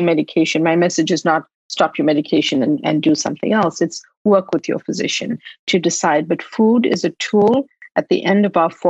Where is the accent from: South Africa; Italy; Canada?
South Africa; Durban, KwaZulu-Natal; moved away as an adult; now in United States; I was born in Durban in South Africa, and I moved to the US to study.